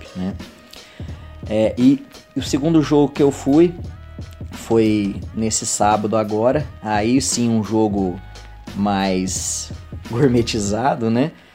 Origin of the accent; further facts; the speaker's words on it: Uberlândia, Minas Gerais, Brazil; sou de Uberlândia, Minas Gerais